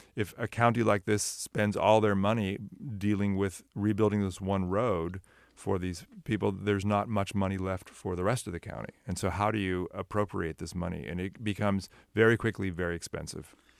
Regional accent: Sunnyvale, California, United States; I grew up in Sunnyvale and was in Santa Cruz all the time.

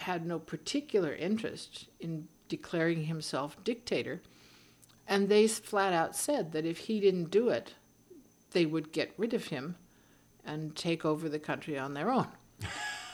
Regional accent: California, United States; I'm an American and I'm a Californian

